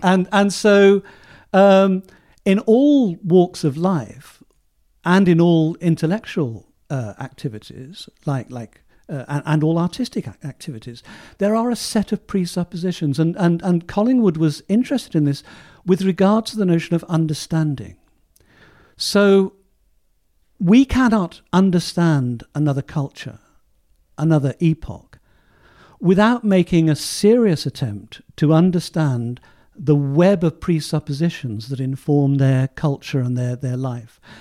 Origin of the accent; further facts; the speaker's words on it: Southampton, South East England, United Kingdom; my hometown of Southampton